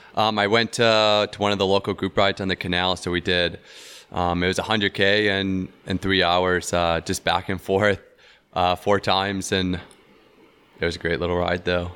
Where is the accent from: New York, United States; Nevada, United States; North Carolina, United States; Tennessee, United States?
Tennessee, United States; also born or lived in Knoxville, Tennessee; in my home state in the town that I was living